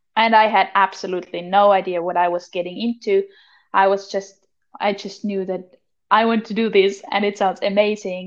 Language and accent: English; Austria; moved away as an adult; now in Finland; I'm 23 and I'm from Austria originally